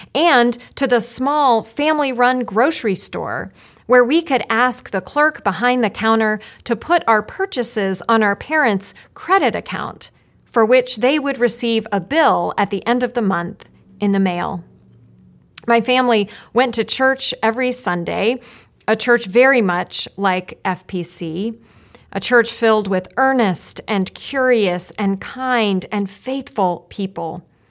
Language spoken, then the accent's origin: English; Roanoke, Virginia, United States; moved away; I grew up in Roanoke, Virginia